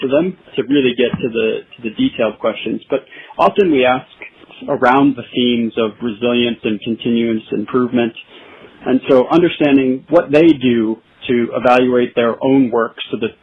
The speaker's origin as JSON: {"language": "English", "town": "Erie", "region": "Pennsylvania", "country": "United States", "tie": "born or raised there", "also_born_or_lived": "Michigan", "moved": "as an adult", "lives_now": "Vancouver", "said": "I grew up in a small town called Erie, Pennsylvania."}